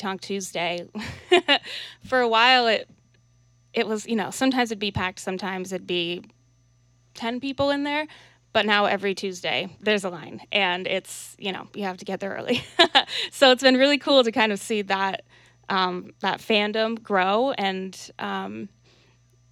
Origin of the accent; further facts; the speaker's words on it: Burlington, Vermont, United States; I grew up here and in Burlington